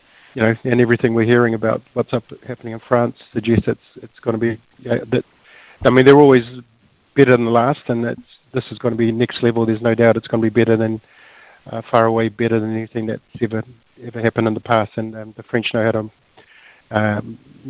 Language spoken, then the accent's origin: English; Auckland, New Zealand; a pretty typical Kiwi boy growing up in West Auckland